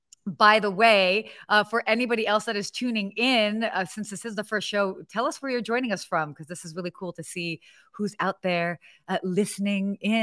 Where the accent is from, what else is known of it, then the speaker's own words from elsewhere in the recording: Atlanta, Georgia, United States; also born or lived in Pennsylvania / Saudi Arabia / London; now in Los Angeles, United States; So I was born in Pennsylvania, but I grew up living in Saudi Arabia, London, England, Atlanta, Georgia. Got a little bit of that dirty South in me.